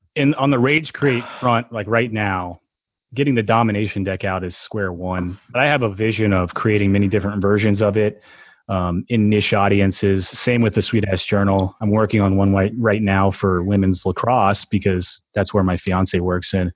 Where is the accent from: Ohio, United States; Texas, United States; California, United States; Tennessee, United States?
Tennessee, United States; growing up in Tennessee